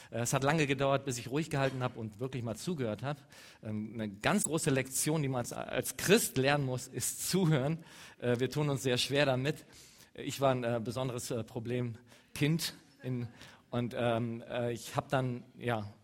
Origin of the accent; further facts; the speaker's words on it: Eastern Anatolia, Turkey; German is a second language; ich komme aus dem Nahen Osten, Ostanatolien. Ich komme ziemlich nah an der Grenze, äh, aus, äh, an der Grenze von, äh, von Syrien.